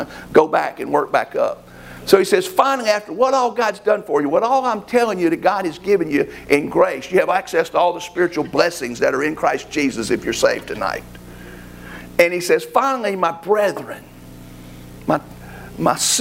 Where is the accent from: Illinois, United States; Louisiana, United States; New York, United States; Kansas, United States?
Louisiana, United States; South; when I grew up down in South Louisiana, we had to cut grass